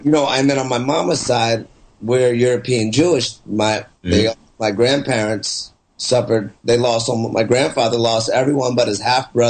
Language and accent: English; Canada; I'm Canadian, but their skin's dark.